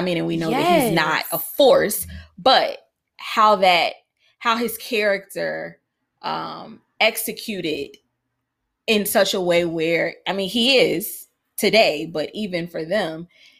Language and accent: English; Chicago, Illinois, United States; we lived on a city block because of course we did because I grew up in Chicago.